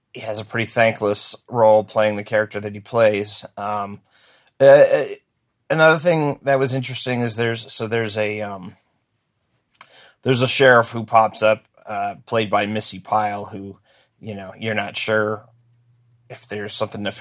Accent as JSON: {"language": "English", "region": "New England", "country": "United States", "tie": "born or raised there", "said": "growing up in New England"}